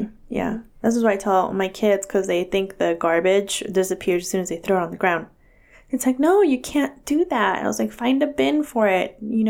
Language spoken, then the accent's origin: English; California, United States; born or raised there